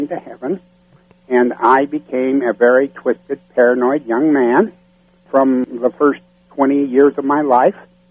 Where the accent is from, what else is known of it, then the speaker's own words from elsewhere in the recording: South Dakota, United States; also born or lived in Sioux Falls, South Dakota / Rapid City, South Dakota / New Mexico; I grew up in South Dakota